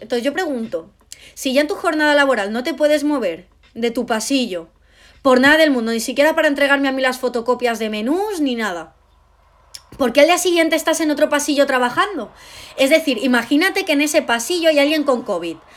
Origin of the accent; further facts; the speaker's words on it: Spain; yo no soy de otro país, yo soy española, yo hablo de España.